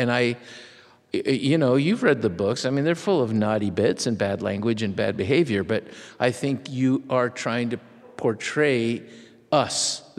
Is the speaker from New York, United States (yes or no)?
yes; New York City, New York, United States; first language Spanish; English is a second language; boy, I'm from New York City. Right. You know, my family are from Virginia.